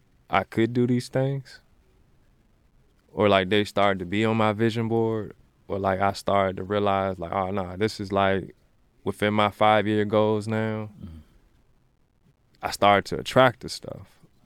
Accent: Maryland, United States; now in Richmond, United States; Richmond is my second home. Like, I'm originally from Maryland, but like Richmond is home.

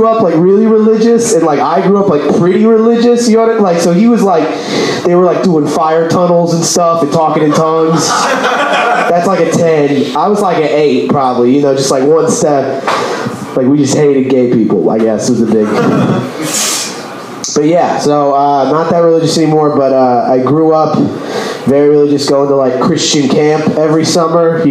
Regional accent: Texas, United States; I'm from Texas

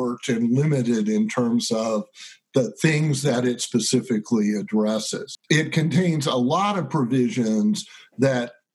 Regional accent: Topeka, Kansas, United States; also born or lived in Chicago; I grew up in Topeka, Kansas

